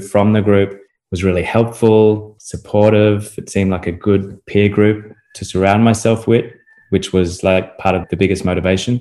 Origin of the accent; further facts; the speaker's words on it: Australia; moved away as an adult; also born or lived in United Kingdom / Europe / Chicago; now in Florida, United States; the place where I grew up in Australia